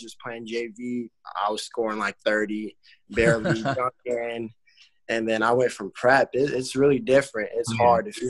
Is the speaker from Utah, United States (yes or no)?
no; Las Vegas, Nevada, United States; I grew up in Vegas, Las Vegas, Nevada